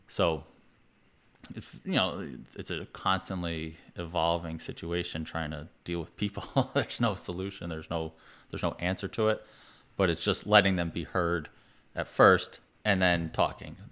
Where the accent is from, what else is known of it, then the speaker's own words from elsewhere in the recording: New York, United States; also born or lived in Vermont; I'm from New York